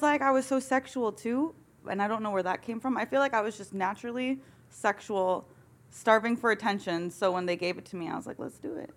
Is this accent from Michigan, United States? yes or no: yes; Michigan, United States; I grew up in Michigan.